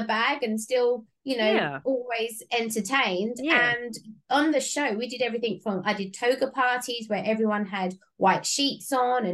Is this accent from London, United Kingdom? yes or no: yes; London, United Kingdom; moved away as an adult; I'm originally from Southeast London